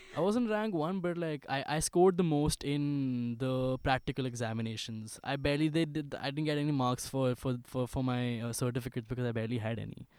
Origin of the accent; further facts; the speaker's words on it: Ghaziabad, Uttar Pradesh, India; I was born in Ghaziabad. I studied in the school called DLF Public School for the longest time, from pre nursery